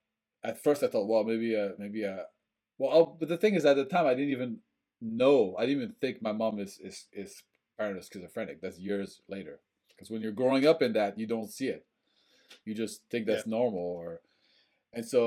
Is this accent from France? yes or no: yes; France; also born or lived in Bangor, Maine; now in Portland, United States; I was also growing up in French culture